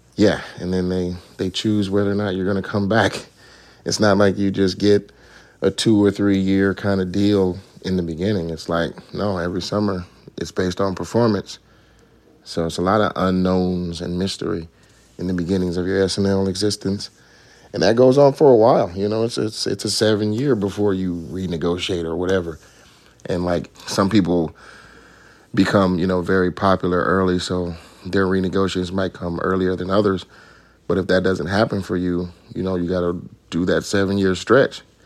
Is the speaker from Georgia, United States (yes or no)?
yes; Atlanta, Georgia, United States; moved away; growing up in Atlanta, yeah, we were in the choir